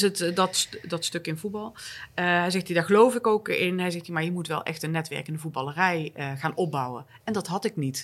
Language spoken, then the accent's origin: Dutch; North Brabant, Netherlands; accent: zachte G; moved away as an adult; now in Stockholm, Sweden; als Brabantse uit Stockholm belt